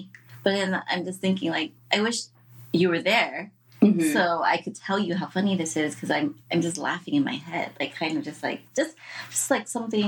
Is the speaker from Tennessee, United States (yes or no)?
no; San Francisco, California, United States; It's Chinese from San Francisco, yeah.